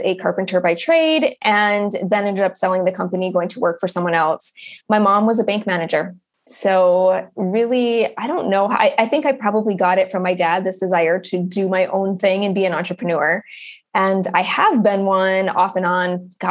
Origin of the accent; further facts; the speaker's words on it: Upper Michigan, United States; I grew up in Upper Michigan in a very small town, which is where I've circled back to and where I'm living again now.